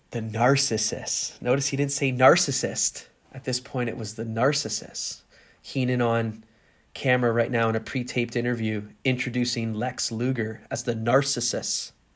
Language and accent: English; Canada; I grew up in Canada